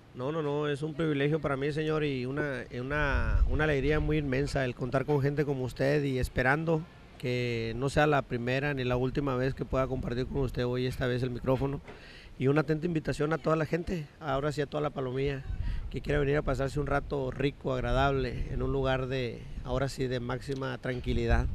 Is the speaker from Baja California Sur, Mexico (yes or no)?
yes; Todos Santos, Baja California Sur, Mexico; Yo soy un todo santeño aferrado